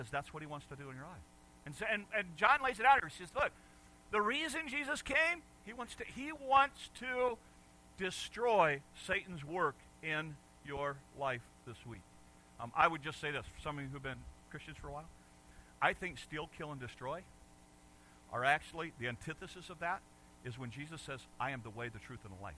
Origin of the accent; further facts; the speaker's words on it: United States; moved away; also born or lived in Detroit, Michigan / Chicago, Illinois; I grew up in Detroit and Chicago